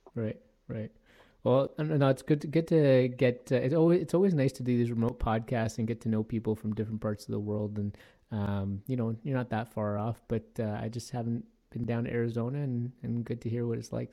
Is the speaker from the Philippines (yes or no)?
no; Toronto, Ontario, Canada; now in Edmonton, Canada; I grew up in Toronto, Ontario